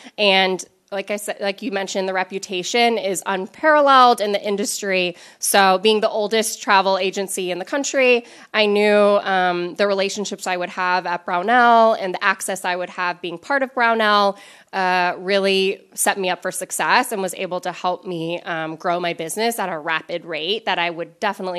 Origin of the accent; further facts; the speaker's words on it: Los Angeles, California, United States; born there; also born or lived in South Africa / Spain; So I was born in Los Angeles, and I've lived all over the world, including South Africa, Spain, and all over the continental U.S.